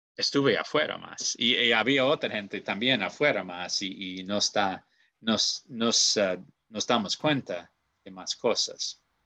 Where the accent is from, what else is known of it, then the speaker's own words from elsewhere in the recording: Goshen, Indiana, United States; soy de Goshen, Indiana, en los Estados Unidos